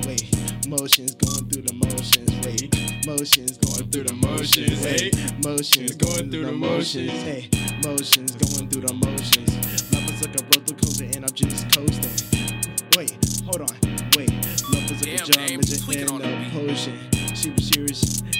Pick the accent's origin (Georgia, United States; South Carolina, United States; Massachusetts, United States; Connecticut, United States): Georgia, United States; Atlanta; No, I'm from Atlanta.